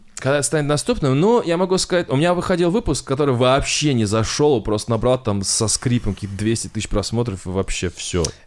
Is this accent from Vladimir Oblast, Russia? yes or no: yes; Kovrov, Vladimir Oblast, Russia; Я из Коврова